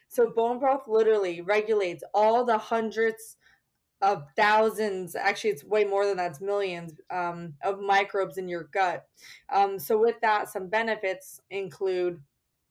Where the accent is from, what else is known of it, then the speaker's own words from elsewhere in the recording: New Jersey, United States; moved away as an adult; also born or lived in Connecticut / Peru; now in New York City, United States; I was born in Connecticut, raised in New Jersey, and then went to school here in Manhattan at Pace University.